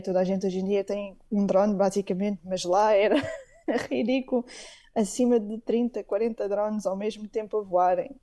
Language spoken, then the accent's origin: Portuguese; Portugal; now in Iceland; eu como portuguesa